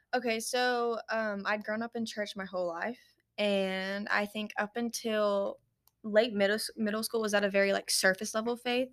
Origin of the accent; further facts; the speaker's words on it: Paducah, Kentucky, United States; I was born and raised here in Paducah, Kentucky